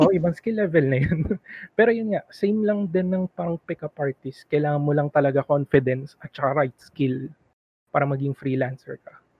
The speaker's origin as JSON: {"language": "Tagalog", "country": "Philippines", "accent": "conyo", "second_language": "Tagalog", "said": "Filipino ako."}